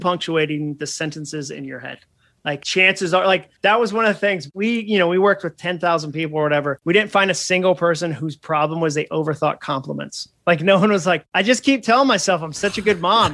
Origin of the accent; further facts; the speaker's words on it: New England, United States; now in Nashville, United States; I grew up in New England